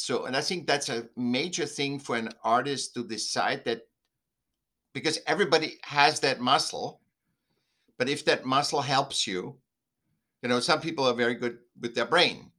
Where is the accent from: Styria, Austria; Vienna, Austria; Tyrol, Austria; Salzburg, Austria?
Vienna, Austria; I was born in Vienna, Austria, and, um, was a sick child. Then I went to school